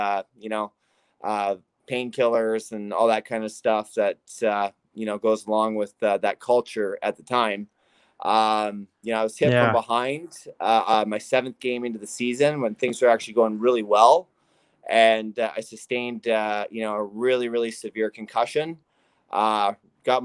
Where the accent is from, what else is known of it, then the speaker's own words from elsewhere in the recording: North Vancouver, British Columbia, Canada; I grew up in North Vancouver, British Columbia